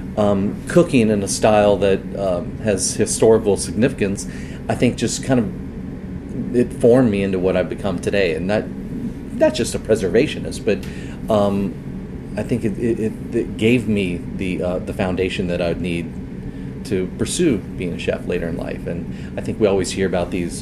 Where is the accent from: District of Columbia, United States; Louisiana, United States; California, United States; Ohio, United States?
Louisiana, United States; outside New Orleans; grew out up uh, in the country outside of uh, New Orleans, just right down the literally right down the road from where it is, not street, but road from where it is that I live now